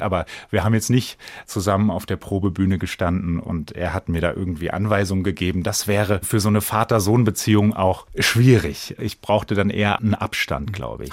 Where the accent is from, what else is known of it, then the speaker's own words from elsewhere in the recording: Bensheim, Hesse, Germany; in Bensheim eben, wo ich groß geworden bin